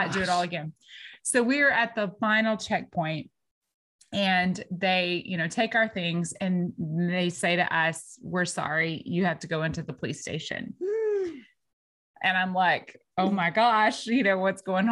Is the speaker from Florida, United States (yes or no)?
no; Martins Mill, Texas, United States; I'm from Martins Mill, Texas. All right. We don't even have a population sign where I'm from. Like, it's like small town girl